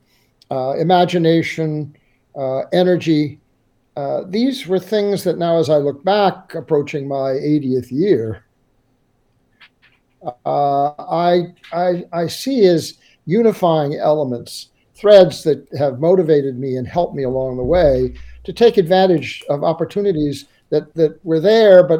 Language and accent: English; St. Louis, Missouri, United States; Well, I was a city boy. I was born in St. Louis, about as far from every coast that you can be in the United States.